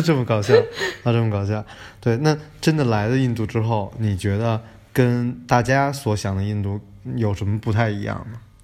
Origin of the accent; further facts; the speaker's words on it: Beijing, China; moved away; 我在北京长大